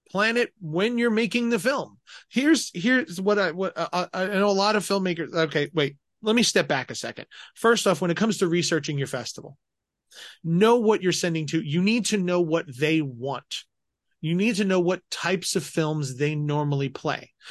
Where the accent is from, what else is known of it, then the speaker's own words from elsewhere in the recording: Colorado, United States; I grew up in Colorado